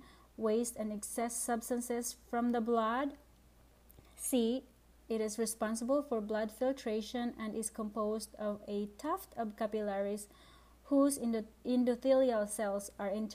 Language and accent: English; Philippines; English is a second language; I'm from the Philippines, by the way, and English is my second language